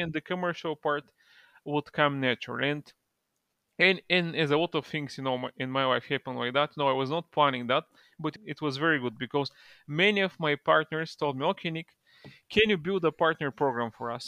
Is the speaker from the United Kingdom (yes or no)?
no; Bulgaria; I'm from Bulgaria originally.